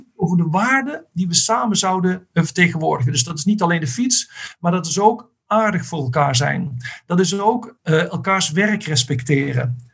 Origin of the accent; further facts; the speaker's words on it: Netherlands; moved away; als Nederlanders